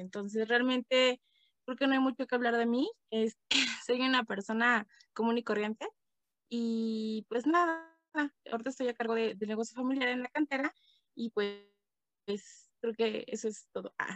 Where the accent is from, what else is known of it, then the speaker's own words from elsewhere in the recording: Toluca, State of Mexico, Mexico; also born or lived in Michoacán; now in Tlalpujahua, Mexico; yo nací, pues digamos que nací en, Toluca, en el Estado de México. Pero bueno, eh, en fin, vivo acá en Michoacán